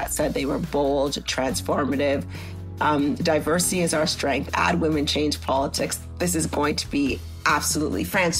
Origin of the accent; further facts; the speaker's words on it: Grenada; now in Canada; Yes, we were told, because we came from Grenada, that a Grenadian was running and we had to go to Toronto to help her.